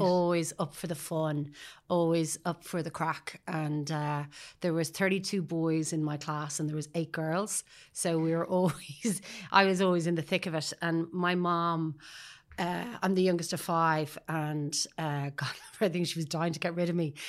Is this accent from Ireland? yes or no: yes; Sutton, Leinster, Ireland; also born or lived in Paris, France; I grew up in Sutton